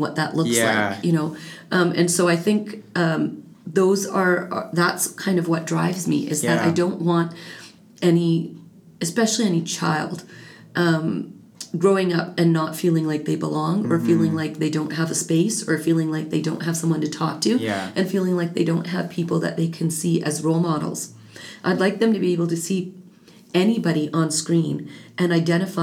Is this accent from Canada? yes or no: yes; Calgary, Alberta, Canada; as a child born and raised in Canada, in Calgary, to immigrant parents